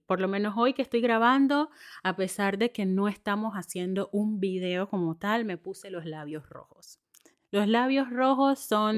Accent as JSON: {"language": "Spanish", "country": "Panama", "moved": "yes"}